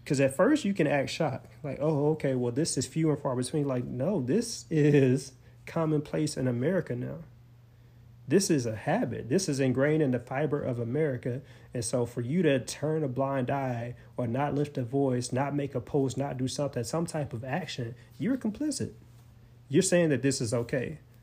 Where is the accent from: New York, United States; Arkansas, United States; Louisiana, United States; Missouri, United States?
Arkansas, United States; Forrest City; my whole life, growing up in Forest City, Arkansas